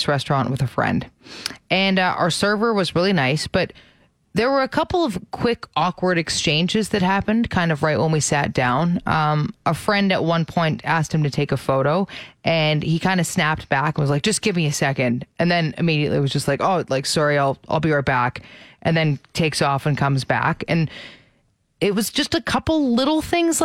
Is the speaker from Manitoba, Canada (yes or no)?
no; Ontario, Canada; moved away; I'm from Ontario